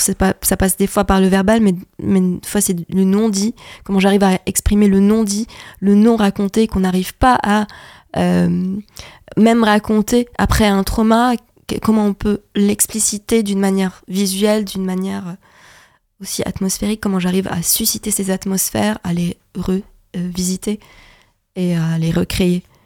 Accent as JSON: {"language": "French", "country": "Lebanon", "moved": "as an adult", "lives_now": "France", "said": "je suis libanaise et donc pendant la, la, la, période où j'ai décidé de venir en France"}